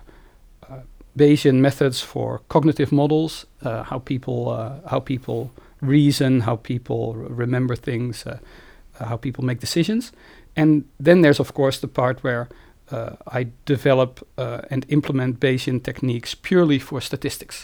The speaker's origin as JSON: {"language": "English", "region": "Friesland", "country": "Netherlands", "tie": "born or raised there", "also_born_or_lived": "Groningen, Netherlands / Evanston, United States", "moved": "as an adult", "lives_now": "Amsterdam, Netherlands", "said": "I spent most of my life before I went to university in Friesland. This is a province in the northern part of the Netherlands."}